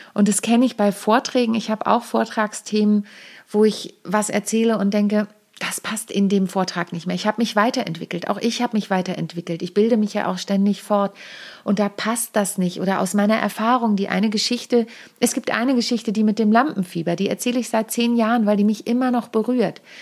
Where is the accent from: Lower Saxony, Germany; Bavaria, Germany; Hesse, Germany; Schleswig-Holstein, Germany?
Lower Saxony, Germany; Lüneburg Heath; moved away; ich bin ja auf dem Dorf groß geworden, in der Lüneburger Südheide